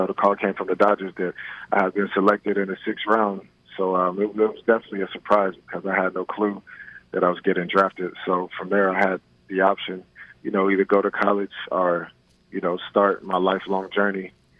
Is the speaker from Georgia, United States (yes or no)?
yes; Columbus, Georgia, United States; also born or lived in Germany; Yeah, I was born in Germany due to the fact that my father was in the military. But I do like to claim Columbus, Georgia. You know, that's where I spent a majority of my childhood.